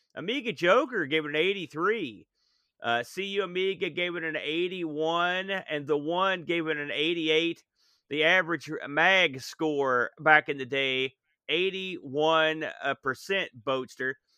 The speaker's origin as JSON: {"language": "English", "country": "United States", "said": "I guess I'm an American"}